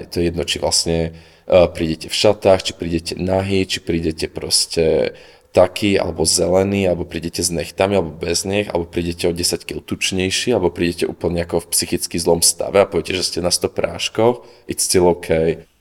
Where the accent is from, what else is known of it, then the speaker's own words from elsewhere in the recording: Oravská Polhora, Žilina Region, Slovakia; also born or lived in Košice; now in Prague, Czech Republic; u nás doma v Polhore